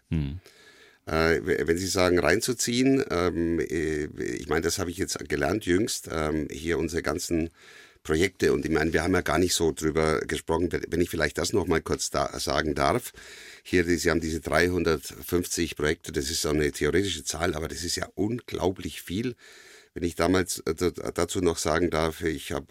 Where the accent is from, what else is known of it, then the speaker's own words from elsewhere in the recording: Bavaria, Germany; born there; also ich bin geboren in Oberfranken, in Asberg, Oberfranken und meine äh, Familie stammt aus Galizien, also heutige Ukraine.